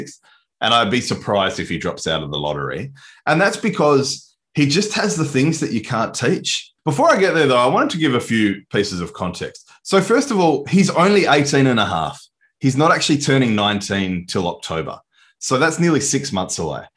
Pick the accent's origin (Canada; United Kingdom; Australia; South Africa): Australia; I'm Aussie